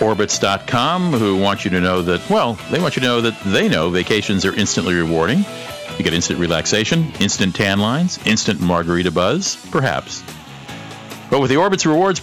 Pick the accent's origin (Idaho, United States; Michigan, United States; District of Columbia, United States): District of Columbia, United States; Washington; Washington, D.C. It's sort of my hometown